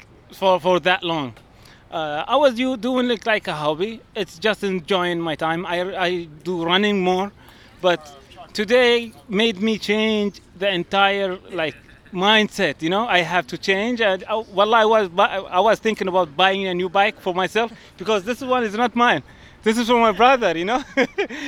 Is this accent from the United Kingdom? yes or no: no; Dubai, United Arab Emirates; I am from Dubai.